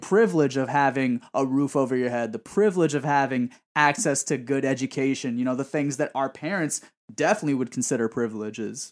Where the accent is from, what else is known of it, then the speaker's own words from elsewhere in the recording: New York City, New York, United States; born and raised in Woodside